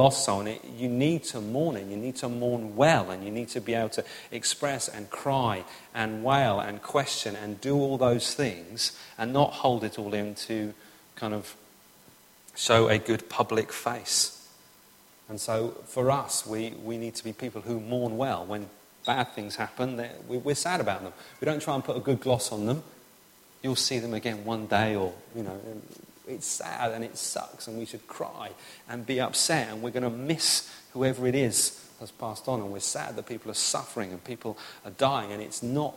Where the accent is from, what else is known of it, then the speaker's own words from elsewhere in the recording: England, United Kingdom; I'm English